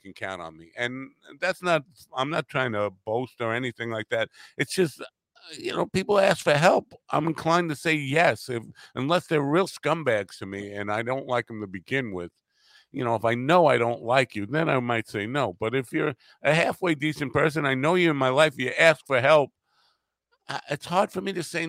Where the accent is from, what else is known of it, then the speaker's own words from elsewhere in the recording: New York, United States; accent: New York; my New York accent